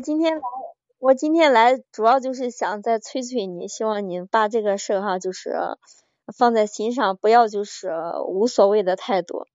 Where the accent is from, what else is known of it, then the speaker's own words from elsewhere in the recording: Henan, China; 我是河南的